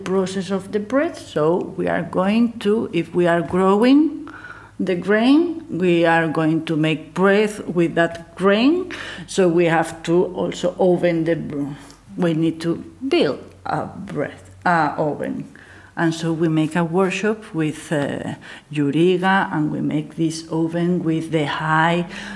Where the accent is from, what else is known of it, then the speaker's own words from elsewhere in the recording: Gijón, Asturias, Spain; I'm from Gijón, so I'm from here